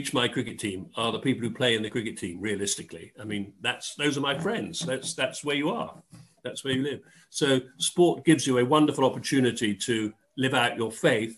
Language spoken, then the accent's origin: English; Dorset, South West England, United Kingdom; moved away as an adult; also born or lived in Oxford / London; I grew up in Dorset